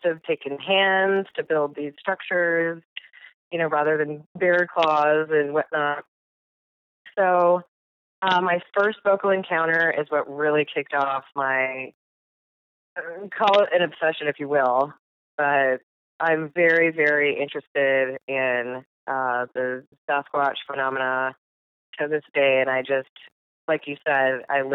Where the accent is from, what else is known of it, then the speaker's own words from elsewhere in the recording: United States; I grew up outside of the Native American reservation called Pilette Reservation. And it's fairly deep in the woods